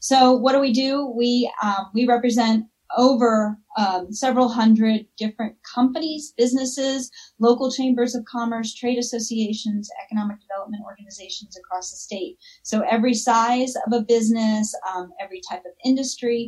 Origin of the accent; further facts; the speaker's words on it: Florida Keys, United States; moved away as an adult; also born or lived in Tallahassee, Florida; now in Colorado, United States; I grew up in the Florida Keys